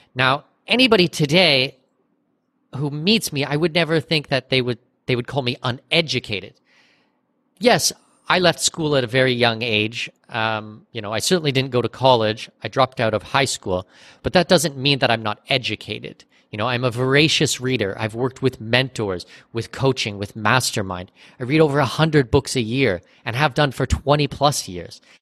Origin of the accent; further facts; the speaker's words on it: Southwestern Ontario, Canada; moved away as an adult; now in Panama; I'm Canadian. I was born in Southwestern Ontario